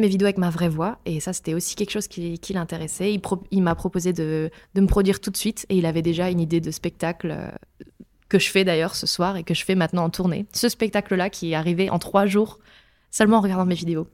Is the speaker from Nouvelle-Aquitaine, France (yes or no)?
no; countryside in Meurthe-et-Moselle, near Longwy, Grand Est, France; J'ai grandi à la campagne en Meurthe-et-Moselle, près de Longwy